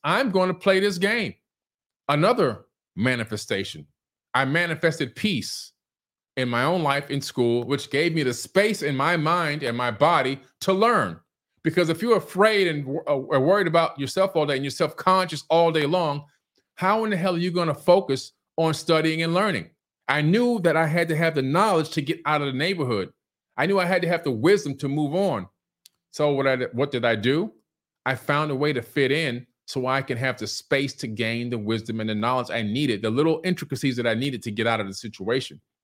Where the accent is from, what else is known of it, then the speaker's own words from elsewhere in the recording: Miami, Florida, United States; also born or lived in Queens, New York City; I was born in New York City, Queens General Hospital. From Queens, we moved down to Miami, Florida in nineteen seventy-one, okay? I was six going on seven.